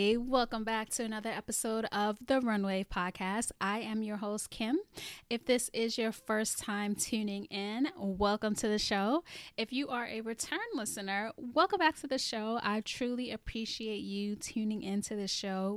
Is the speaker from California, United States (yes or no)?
no; New York City, New York, United States; I'm from the Bronx, too